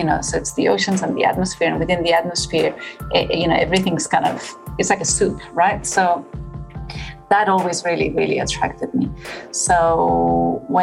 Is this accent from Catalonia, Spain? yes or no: yes; Barcelona, Catalonia, Spain; born or raised there; moved away; also born or lived in Mallorca